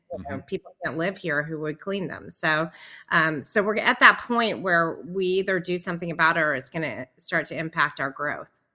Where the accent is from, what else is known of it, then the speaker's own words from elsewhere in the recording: Nashville, Tennessee, United States; I grew up in Nashville and had a band